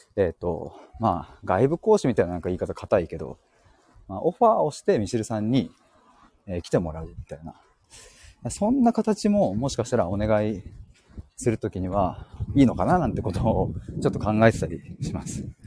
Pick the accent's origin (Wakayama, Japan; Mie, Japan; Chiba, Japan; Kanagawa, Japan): Chiba, Japan; 僕は千葉県に住んでます。